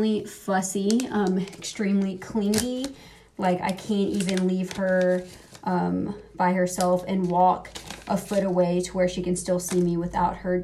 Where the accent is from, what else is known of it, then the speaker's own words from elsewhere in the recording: United States; accent: American; my American ass accent